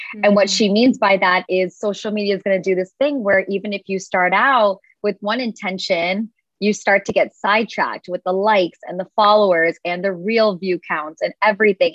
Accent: United States; I'm like firstborn generation here in the United States

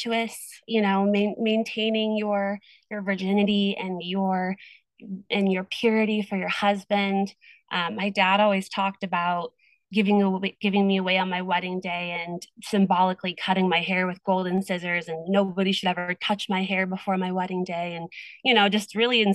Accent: Iowa, United States; now in California, United States; we moved away from Iowa. And I moved to California

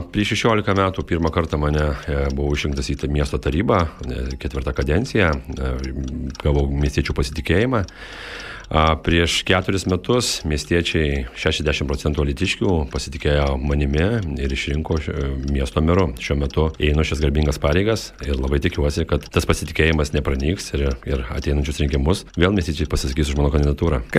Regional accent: Lithuania; man 41 metai, esu gimęs ir augęs Lietuvoje, čia auginu savo vaikus.

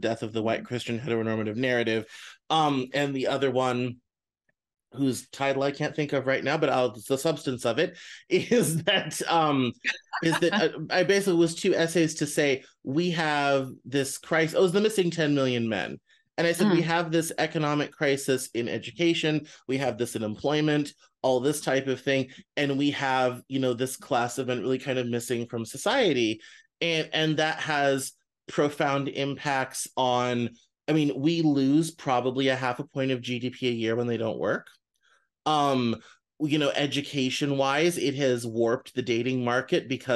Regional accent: Northwest Arkansas, United States; I grew up in Northwest Arkansas with lots of normal white dudes

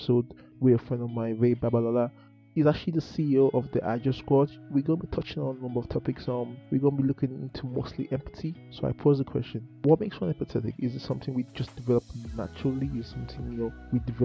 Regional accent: Nigeria; moved away; I was also born in Nigeria. I grew up in Nigeria

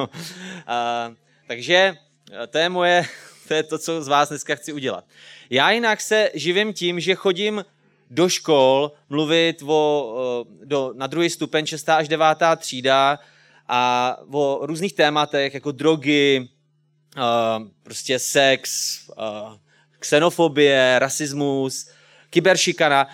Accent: Česká Třebová, Pardubice Region, Czechia; jsem z České Třebové, je mi třicet pět let

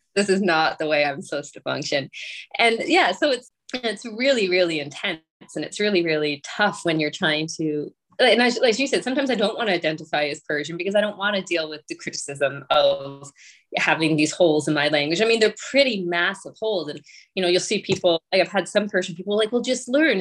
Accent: rural Ontario, Canada; also born or lived in Toronto; I was born in Toronto, but my parents moved us to a very rural area

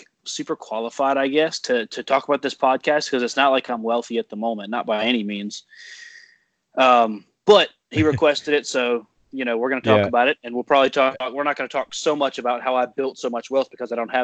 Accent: North Carolina, United States; also born or lived in Ohio; I was born in Ohio, and then I moved here to North Carolina, or my family moved here to North Carolina when I was 5 years old

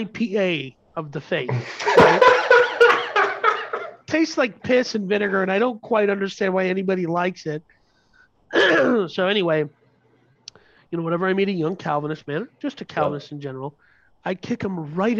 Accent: Minnesota, United States; we were raised in Minnesota

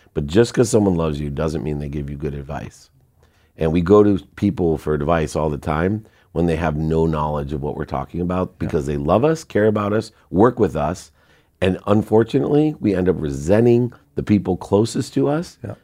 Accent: Akron, Ohio, United States; moved away; also born or lived in San Diego; we grew up in Akron

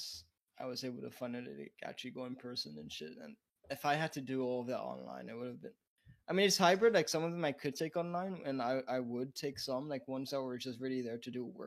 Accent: United States; As an American

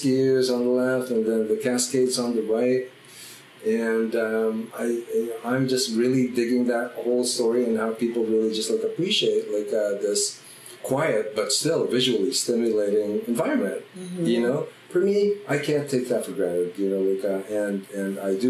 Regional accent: Philippines; also born or lived in Oakland, California; now in Ashland, United States; growing up in the Philippines with my dad taking us

